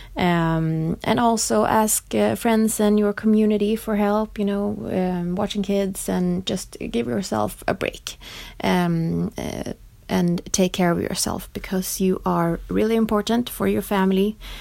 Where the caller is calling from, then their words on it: Stockholm, Stockholm County, Sweden; I'm calling from Stockholm, Sweden